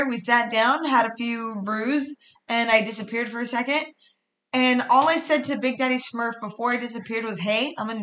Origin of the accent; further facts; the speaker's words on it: Riverside, California, United States; Riverside, San Bernardino County